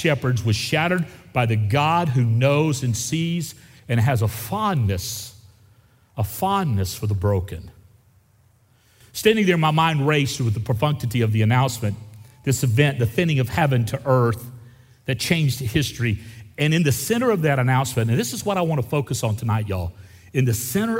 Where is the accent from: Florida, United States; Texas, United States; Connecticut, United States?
Florida, United States; Gulf Coast of; I grew up on the Gulf Coast of Florida